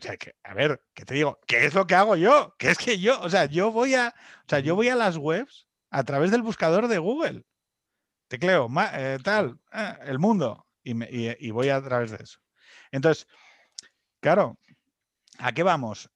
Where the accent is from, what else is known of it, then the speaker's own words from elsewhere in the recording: Asturias, Spain; como asturiano